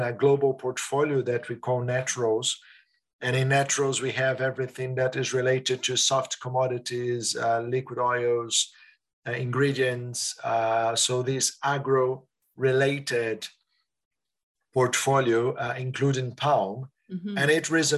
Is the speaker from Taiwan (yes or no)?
no; Brazil; moved away as an adult; also born or lived in Switzerland; now in Netherlands; family coming from Italy, growing up in Brazil, working in Switzerland, and now in Netherlands.